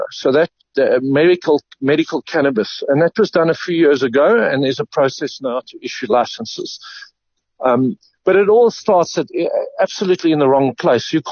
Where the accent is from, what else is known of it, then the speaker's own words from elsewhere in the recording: Eastern Cape, South Africa; I grew up in the Eastern Cape, and uh, it was around, and people were farming illegally.